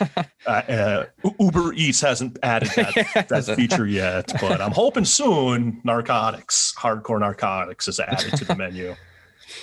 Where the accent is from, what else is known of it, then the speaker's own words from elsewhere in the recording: Maine, United States; I'm from Maine.